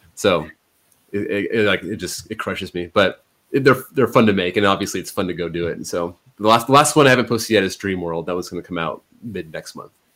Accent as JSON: {"language": "English", "region": "California", "country": "United States", "said": "we're from California"}